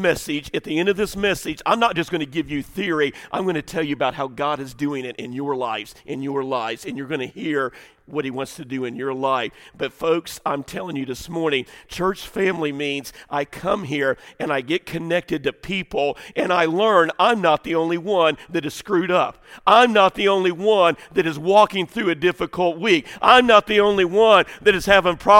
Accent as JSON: {"language": "English", "region": "the South", "country": "United States", "tie": "born or raised there", "said": "we grew up in the Southern church."}